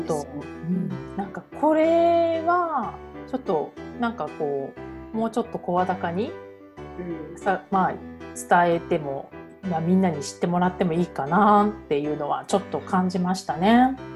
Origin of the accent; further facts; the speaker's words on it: Japan; moved away; 日本人だから